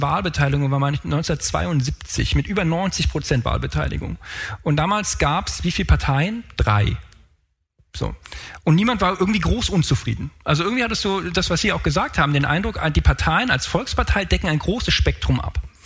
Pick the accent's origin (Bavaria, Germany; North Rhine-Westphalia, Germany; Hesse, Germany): Hesse, Germany; Frankfurt; ich komme aus Frankfurt